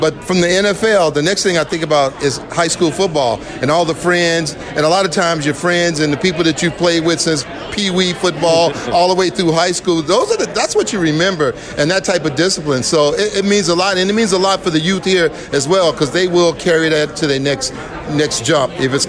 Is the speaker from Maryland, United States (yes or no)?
no; Las Vegas, Nevada, United States; Growing up in Las Vegas and for this youth now today to have this opportunity, it's an exciting time for them.